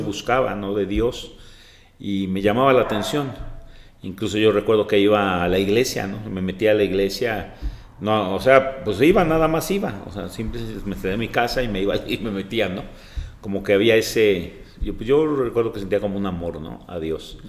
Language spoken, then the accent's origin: Spanish; Mexico City, Mexico; now in Celaya, Mexico; soy originario de la Ciudad de México